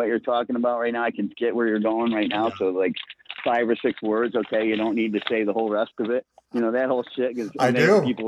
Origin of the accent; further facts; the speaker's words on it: Blue Island, Illinois, United States; From Blue Island